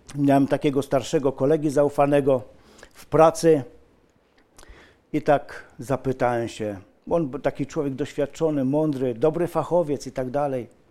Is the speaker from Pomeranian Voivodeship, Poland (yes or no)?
yes; near Malbork, Pomeranian Voivodeship, Poland; moved away as an adult; now in Silesia, Poland; ja pochodzę spod Malborka. Spod Malborka. Przyjechałem czterdzieści pięć lat temu na Śląsk.